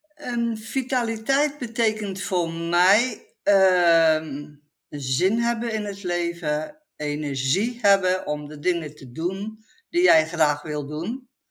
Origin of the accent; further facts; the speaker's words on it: Dordrecht, South Holland, Netherlands; now in Etten-Leur, Netherlands; Ik kom oorspronkelijk uit het Westen, uit Dordrecht